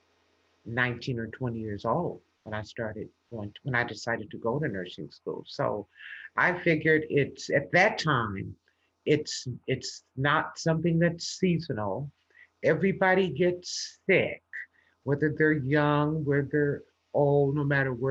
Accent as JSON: {"language": "English", "town": "Los Angeles", "region": "California", "country": "United States", "tie": "born or raised there", "said": "I grew up in Los Angeles, California"}